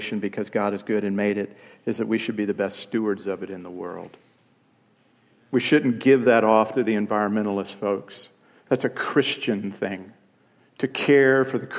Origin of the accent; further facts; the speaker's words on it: Columbia, South Carolina, United States; on February 26, 1968, in Columbia, South Carolina